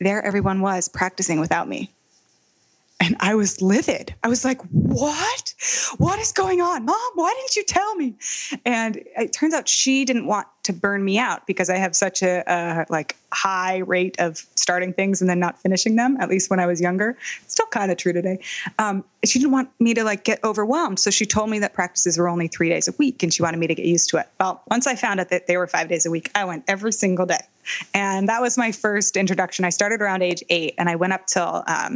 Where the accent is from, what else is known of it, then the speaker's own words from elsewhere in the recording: Palo Alto, California, United States; we were growing up in Palo Alto in California